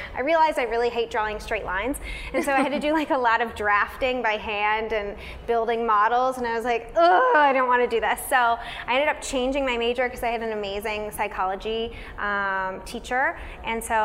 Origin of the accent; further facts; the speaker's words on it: Warrenton, Virginia, United States; moved away as an adult; also born or lived in Boston; now in Los Angeles, United States; I'm originally from Warrenton, Virginia, which is a really small town, like very rural in Virginia. It's outside of DC, so that's where I'm originally from. Definitely grew up like in a farming community.